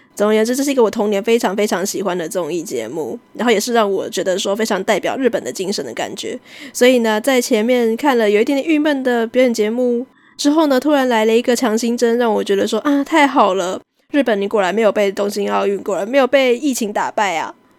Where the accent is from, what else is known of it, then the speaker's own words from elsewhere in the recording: Taiwan; 我们台湾人现在中秋节一定要吃烤肉